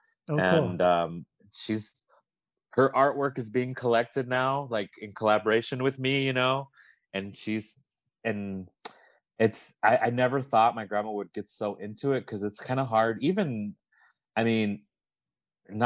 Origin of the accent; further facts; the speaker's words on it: Las Vegas, Nevada, United States; me growing up in Vegas